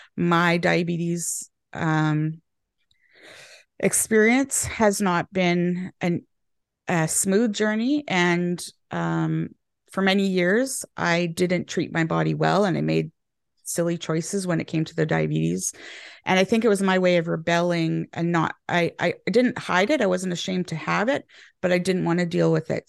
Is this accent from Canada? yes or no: yes; Canada; moved away as an adult; now in England, United Kingdom; I'm Canadian now living in England and they have changed my language a little bit.